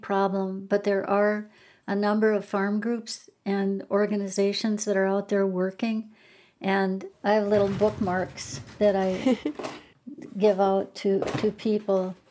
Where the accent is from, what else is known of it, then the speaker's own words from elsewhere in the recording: Garrison, North Dakota, United States; also born or lived in New York / Washington, D.C. / Connecticut; my hometown was Garrison, um, oh, so it was right really nearby where I grew up, and I remember seeing the water come up as a kid